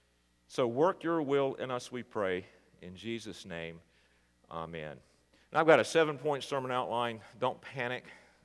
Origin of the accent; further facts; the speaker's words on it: North Carolina, United States; moved away; also born or lived in Knoxville, Tennessee; I'm from North Carolina. Renee is from Indiana. God brought us together in Knoxville, Tennessee, and we were married.